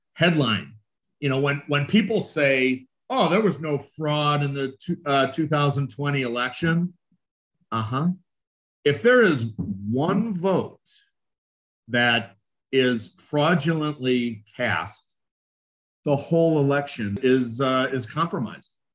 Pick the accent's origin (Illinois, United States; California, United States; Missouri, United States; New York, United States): Illinois, United States; Chicago; I'm from Chicago. I was involved in Chicago machine politics for 27 years